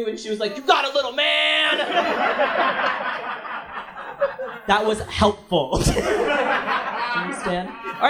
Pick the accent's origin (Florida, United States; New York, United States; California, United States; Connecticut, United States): New York, United States; But growing up in New York, and New Yorkers, even if you've been here for a long time, we have such a bad reputation for being assholes.